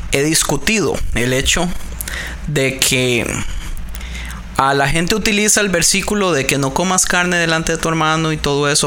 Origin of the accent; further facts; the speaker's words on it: Costa Rica; now in California, United States; yo soy de Costa Rica